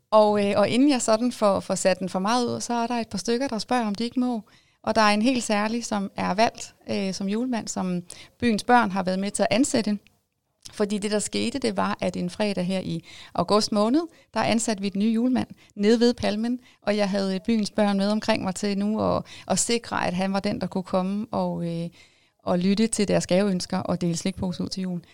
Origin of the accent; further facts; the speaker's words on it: Jyderup, Zealand, Denmark; Jeg er jo øh, oprindeligt født og opvokset i Jyderup, så jeg er jo meget lokalkendt